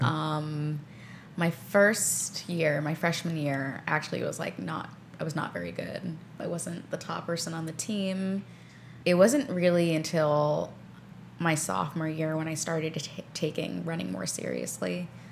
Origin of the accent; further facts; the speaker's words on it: New York City, New York, United States; there's not a whole ton of green space in Queens where I grew up